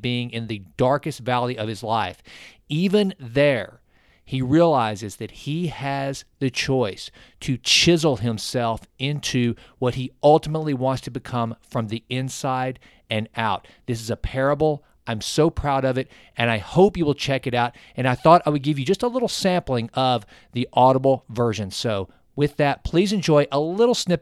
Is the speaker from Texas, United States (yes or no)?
yes; East Texas, United States; accent: East Texan; my East Texan accent